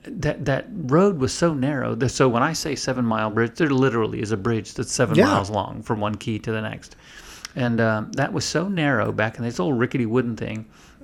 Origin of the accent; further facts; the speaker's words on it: Florida, United States; I grew up in Florida.